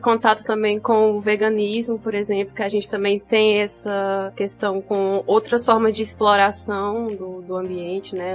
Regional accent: São Raimundo Nonato, Piauí, Brazil; also born or lived in Brasília; Eu nasci em Brasília. E com 10 anos de idade eu voltei para São Raimundo

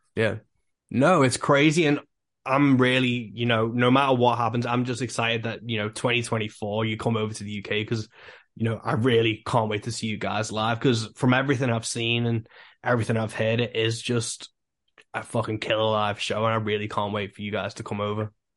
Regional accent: England, United Kingdom; I'm from England

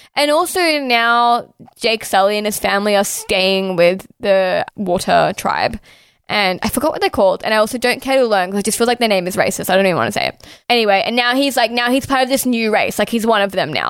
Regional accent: Australia

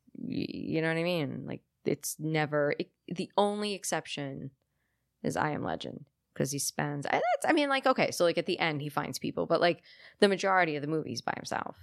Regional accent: United States; I'm American

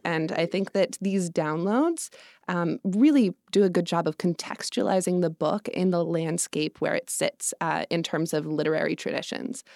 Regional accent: Evergreen, Colorado, United States; now in New York City, United States; I'm from Colorado. I grew up in a small mountain town just west of Denver, up in the foothills

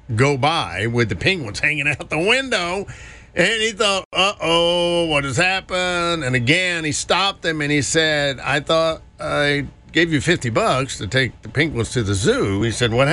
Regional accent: Greensboro, North Carolina, United States; my hometown of Greensboro

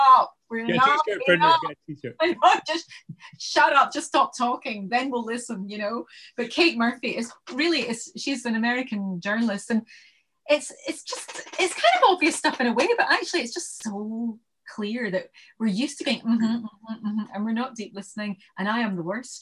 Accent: Glasgow, Scotland, United Kingdom; moved away as an adult; also born or lived in Bristol / London; I was born in Bristol because I was adopted, and then I came to Glasgow when I was weeks old, and then most of my life's been in Glasgow, and then I went down to London when I got married

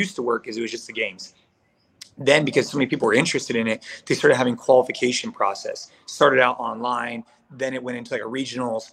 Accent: Bay Area, California, United States; I grew up here in the Bay Area. So I'm in California

